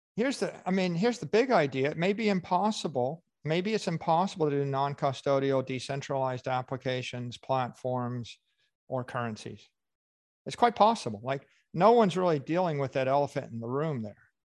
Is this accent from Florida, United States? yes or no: yes; Miami Beach, Florida, United States; my hometown